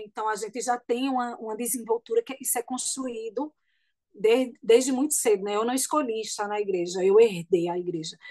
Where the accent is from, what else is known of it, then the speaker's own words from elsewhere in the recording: Bonito, Pernambuco, Brazil; now in Caruaru, Brazil; eu morava em Bonito